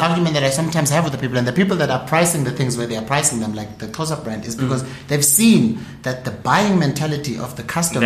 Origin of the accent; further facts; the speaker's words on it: South Africa; as South African entrepreneurs